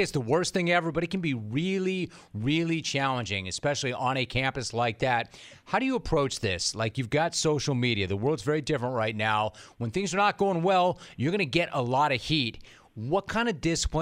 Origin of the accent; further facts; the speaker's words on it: Los Angeles, California, United States; also born or lived in northern Wisconsin; I grew up in Los Angeles